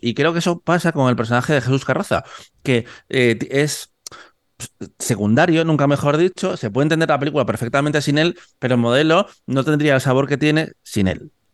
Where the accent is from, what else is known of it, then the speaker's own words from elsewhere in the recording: Cantabria, Spain; Yo no soy vasco, yo soy de Cantabria